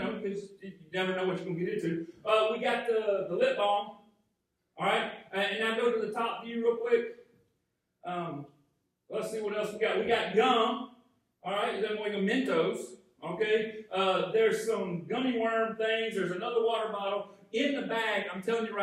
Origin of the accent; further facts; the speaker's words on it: Arcade, Georgia, United States; I grew up in Arcade, Georgia, just out of Jefferson, Georgia, just out of Athens, Georgia, and it's agrarian community